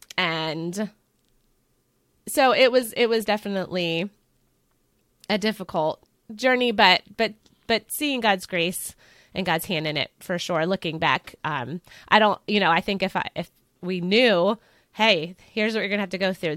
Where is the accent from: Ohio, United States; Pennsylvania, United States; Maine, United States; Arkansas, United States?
Pennsylvania, United States; I am from Pennsylvania along with Kelly